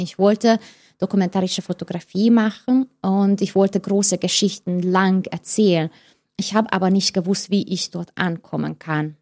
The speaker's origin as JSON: {"language": "German", "country": "Hungary", "tie": "born or raised there", "second_language": "German", "moved": "as an adult", "said": "ich bin in Ungarn geboren in genau 1979 in das Sozialismus sozusagen"}